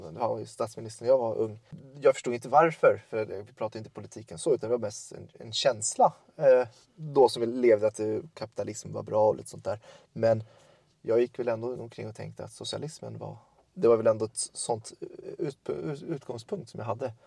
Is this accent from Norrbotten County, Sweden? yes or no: no; Tullinge, Stockholm County, Sweden; moved away as an adult; also born or lived in Södertälje / Örebro; now in Lomma, Sweden; jag är född i Södertälje, sen är jag uppfödd i Tullinge utanför Stockholm